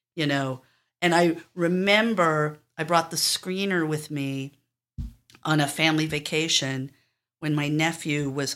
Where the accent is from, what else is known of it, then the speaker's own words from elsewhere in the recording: New York City, New York, United States; I grew up on the Upper West Side